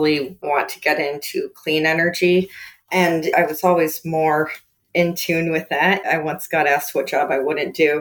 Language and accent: English; outside of Houston, Texas, United States; also born or lived in Bakersfield, California / Pennsylvania; I was raised mostly in Texas with my parents outside of Houston